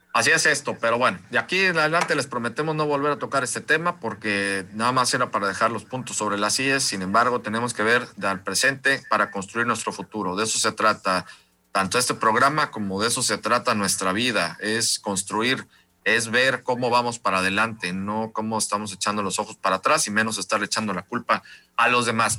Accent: Mexico; soy mexicano

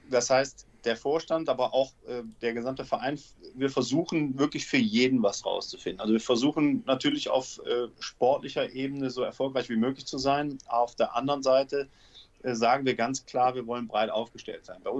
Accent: Aachen, North Rhine-Westphalia, Germany; now in Cologne, Germany; Ich bin mit dem Studium ähm, bin ich nach Köln gezogen

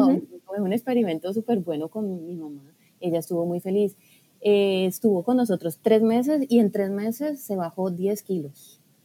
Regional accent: Colombia; moved away as an adult; also born or lived in Barcelona; empecé eh, pues mis estudios en Colombia, que fue donde yo nací, y allí fue donde empecé a estudiar

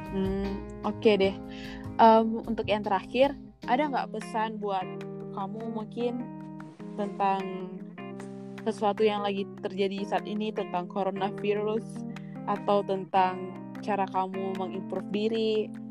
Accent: Jakarta, Indonesia; aku kan dari Jakarta yang ngomongnya ya kayak gini

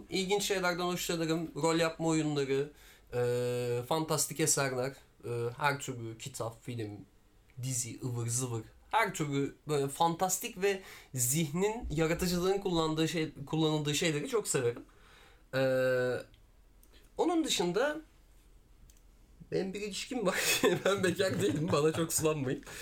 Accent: Diyarbakır, Diyarbakır Province, Turkey; born there; e, Diyarbakır doğumluyum. E, 23 yaşındayım.

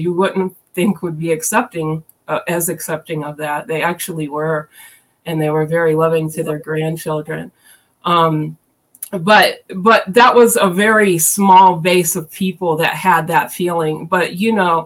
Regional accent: Columbus, Ohio, United States; I am originally from Columbus, Ohio

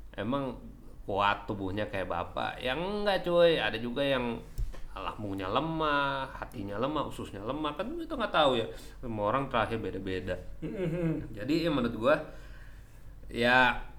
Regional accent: Java, Indonesia; aku dari Jawa

